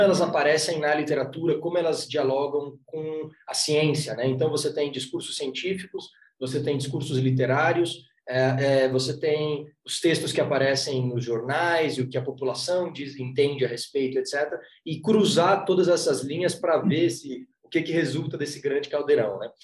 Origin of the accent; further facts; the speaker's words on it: Florianópolis, Santa Catarina, Brazil; Eu, eu sou de Floripa